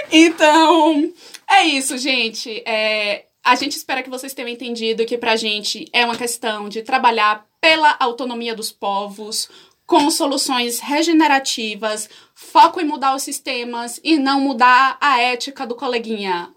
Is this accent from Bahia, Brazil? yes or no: yes; Salvador, Bahia, Brazil; Eu sou soteropolitana. Para quem não sabe o que isso significa, é pessoa que nasceu em Salvador, Bahia